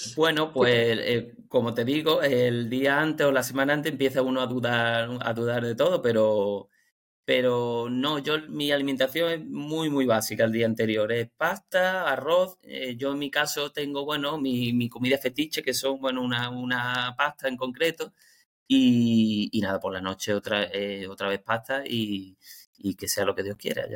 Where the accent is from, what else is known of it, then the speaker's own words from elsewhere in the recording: Málaga, Andalusia, Spain; Yo soy de Málaga